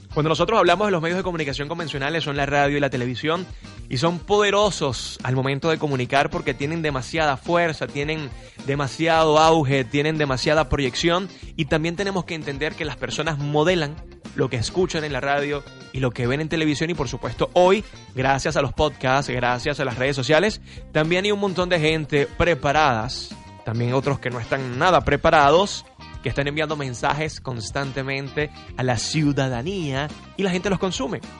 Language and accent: Spanish; Venezuela; nosotros como venezolanos